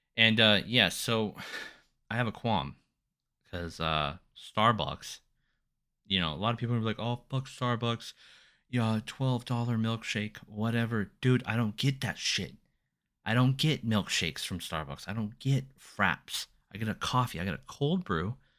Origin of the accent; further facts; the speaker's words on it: Silver Springs, United States; I was born in Silver Springs.